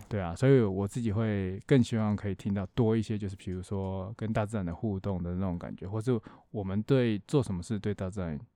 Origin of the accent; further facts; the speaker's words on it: Taiwan; 我们台湾人每次出国滑雪可能就是三天五天